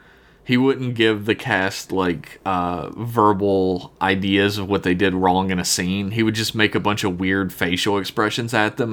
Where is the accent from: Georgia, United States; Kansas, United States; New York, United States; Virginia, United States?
New York, United States; Queens; If he steps foot in Queens, Hell's Kitchen or the Bronx? I'm from Queens.